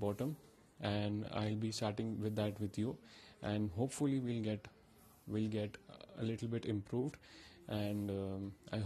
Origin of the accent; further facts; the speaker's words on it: India; I'm from India